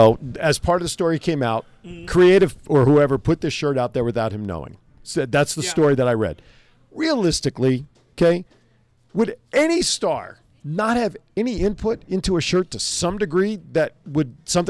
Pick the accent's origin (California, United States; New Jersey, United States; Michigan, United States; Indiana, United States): New Jersey, United States; accent: Jersey; It's my Jersey accent.